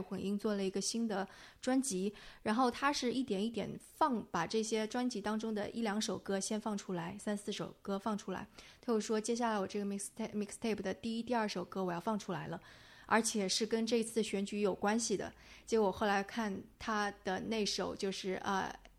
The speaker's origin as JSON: {"language": "Chinese", "country": "China", "said": "包括我们是中国人"}